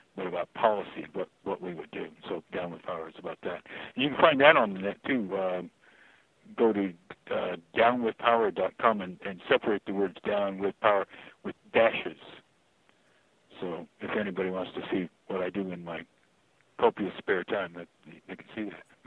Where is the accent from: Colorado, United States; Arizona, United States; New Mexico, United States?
Colorado, United States; Fort Collins; my hometown, which is Fort Collins